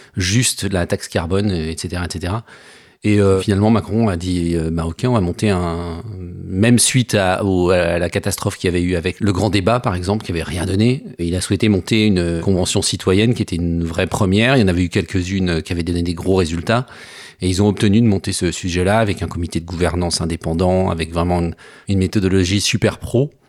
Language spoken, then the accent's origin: French; Savoie, Auvergne-Rhône-Alpes, France; now in Paris, France; je viens de Savoie, j'habite à Paris depuis